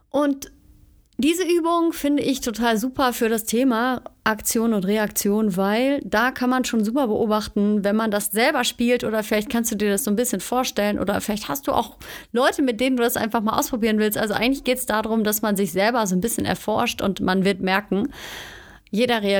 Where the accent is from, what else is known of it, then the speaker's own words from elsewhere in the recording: Cologne, North Rhine-Westphalia, Germany; moved away as an adult; now in Bavaria, Germany; Ich bin vom Ruhrpott quasi, also von Köln, bin ich nach Bayern gezogen, in die Nähe von München.